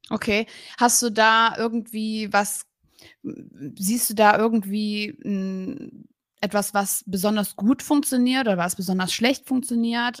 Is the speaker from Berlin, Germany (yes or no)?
yes; Berlin, Germany; ich komme auch aus Berlin